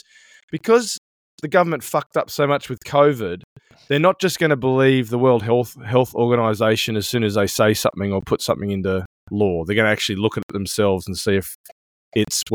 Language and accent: English; Australia; also born or lived in South Africa; I was born in South Africa, but grew up in Australia.